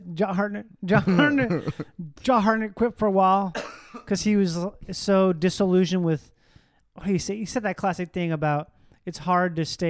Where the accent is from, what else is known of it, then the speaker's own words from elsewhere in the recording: Midwest, United States; I'm from the Midwest.